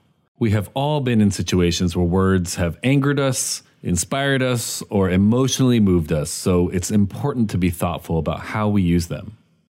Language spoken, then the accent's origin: English; Midwest, United States; I grew up in the Midwest, and I remember in roll call just like holding my breath when the teacher would get to like my Indian American friends' names